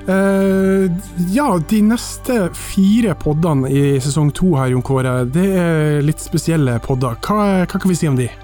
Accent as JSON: {"language": "Norwegian", "town": "Mo i Rana", "region": "Nordland", "country": "Norway", "tie": "born or raised there", "said": "i Mo i Rana, i min hjemby"}